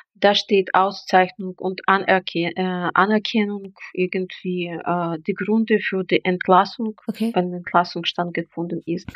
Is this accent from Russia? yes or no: no; Belarus; da ich jetzt bin in Belarus bin